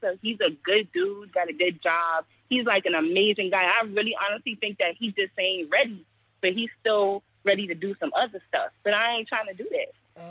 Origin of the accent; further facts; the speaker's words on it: Charleston, South Carolina, United States; I'm from Charleston. I'm from Charleston.